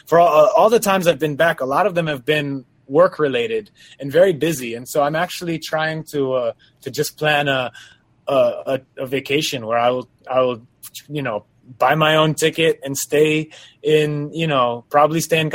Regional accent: New York, United States; moved away as an adult; also born or lived in Quezon City, Philippines; now in Los Angeles, United States; I live in LA right now, but I'm originally from New York

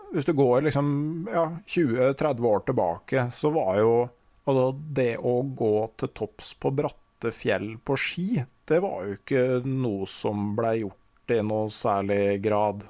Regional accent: Innlandet, Norway; der jeg kommer fra, på Innlandet

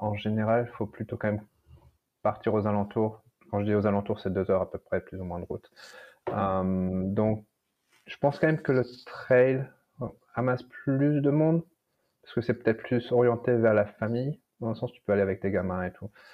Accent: France; moved away as an adult; now in California, United States; dans mon pays natal

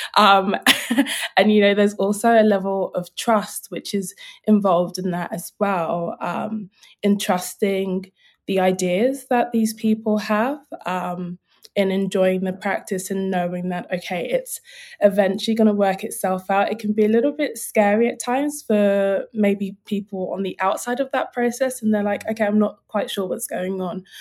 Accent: London, United Kingdom; I'm a South Londoner. Um, but I suppose for me, growing up, um, I'm Nigerian. My parents are Nigerian, but I was born here

